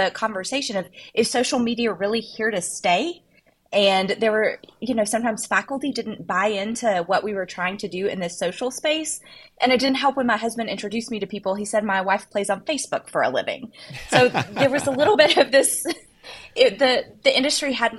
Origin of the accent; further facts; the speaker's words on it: Arkansas, United States; growing up in Arkansas, we have a diamond mine in our state